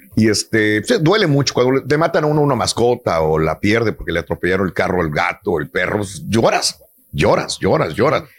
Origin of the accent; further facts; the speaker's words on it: Mexico; nosotros crecimos en México